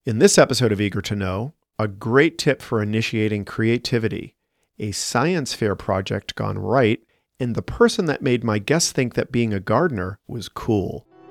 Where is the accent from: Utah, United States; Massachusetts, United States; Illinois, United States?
Massachusetts, United States; Boston; now in Chicago, United States; I'm from Boston